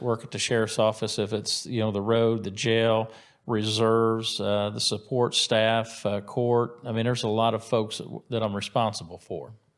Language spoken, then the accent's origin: English; White River Township, Indiana, United States; I went to Center Grove High School, so I grew up in White River Township